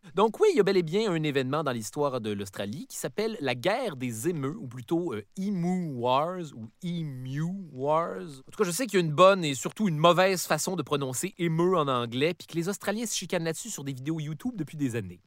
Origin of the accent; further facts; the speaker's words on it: Canada; je suis Canadien